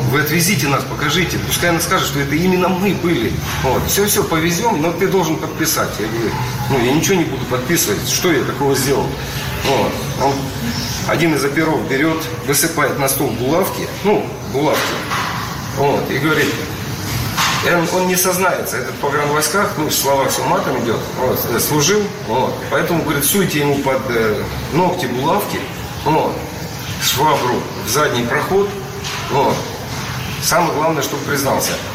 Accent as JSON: {"language": "Russian", "country": "Ukraine", "tie": "born or raised there", "moved": "yes", "lives_now": "Russia", "said": "я родом с Украины"}